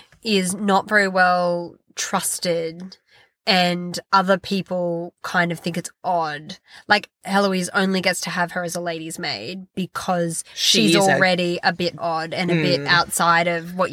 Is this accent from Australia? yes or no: yes; Australia; I'm Australian.